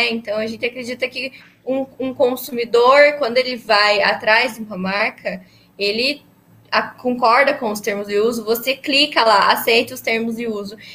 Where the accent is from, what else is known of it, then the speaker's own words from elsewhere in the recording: Ponta Grossa, Paraná, Brazil; a gente nasceu é, em Ponta Grossa mesmo, vivemos a vida inteira lá